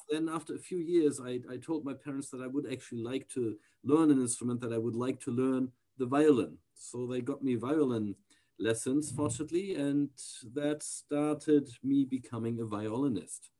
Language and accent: English; near the Danish border, Schleswig-Holstein, Germany; also born or lived in Texas, United States; I grew up most of my childhood, of my early childhood, then uh, in a small town near to the Danish border